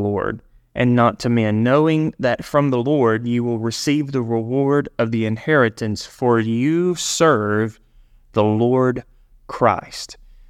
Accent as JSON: {"language": "English", "region": "Alabama", "country": "United States", "tie": "born or raised there", "said": "It was a small store in the small town that I grew up in Alabama."}